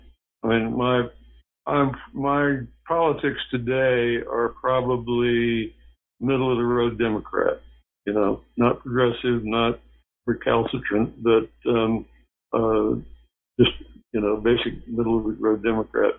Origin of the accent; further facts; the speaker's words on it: Oklahoma, United States; I came from Oklahoma. It was a frontier society, or a post-frontier society.